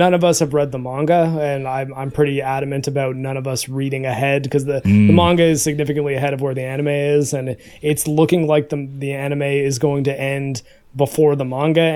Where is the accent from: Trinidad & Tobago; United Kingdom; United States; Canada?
Canada; I'm Canadian